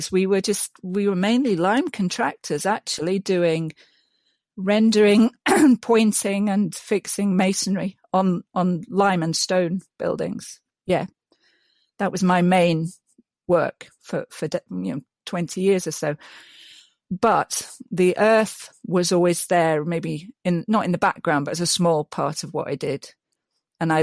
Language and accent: English; Yorkshire and the Humber, United Kingdom; moved away; also born or lived in Scotland; I'm from Yorkshire. Mm-hmm. I'm quite proud to be from Yorkshire, actually, as most people are.